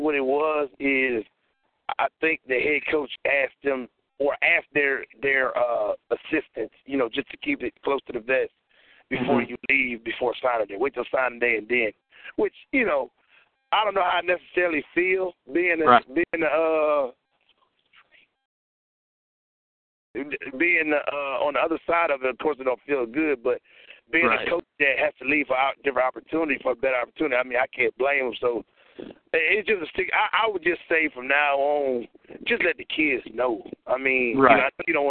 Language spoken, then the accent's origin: English; Louisiana, United States; I'm from Louisiana